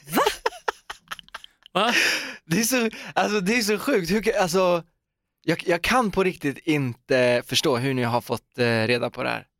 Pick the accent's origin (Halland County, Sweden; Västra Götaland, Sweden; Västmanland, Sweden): Västra Götaland, Sweden; Uddevalla; Torp är ju då det här liksom fantastiska stora köpcentrumet i min hemstad Uddevalla